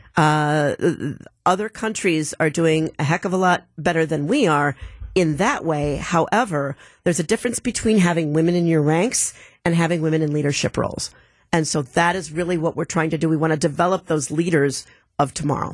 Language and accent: English; Milwaukee, Wisconsin, United States; I'm from Milwaukee